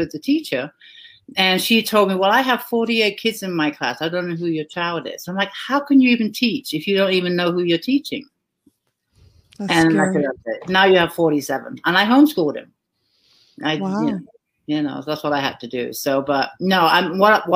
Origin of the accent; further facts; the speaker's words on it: England, United Kingdom; moved away as an adult; now in United States; I grew up in England, a small little, quaint little town